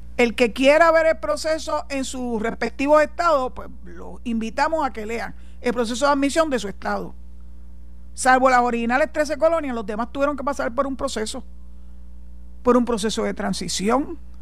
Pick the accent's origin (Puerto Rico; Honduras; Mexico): Puerto Rico; Soy boricua, tengo la mancha de plátano, soy de aquí y Dios mediante espero morir aquí